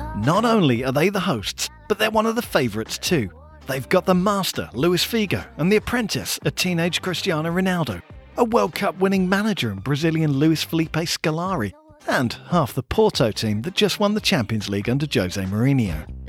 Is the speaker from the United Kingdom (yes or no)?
yes; England, United Kingdom; We are English.